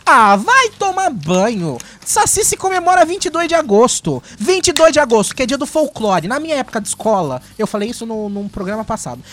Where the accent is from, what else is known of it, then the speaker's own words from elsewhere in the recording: Brazil; A gente é nipo-brasileiro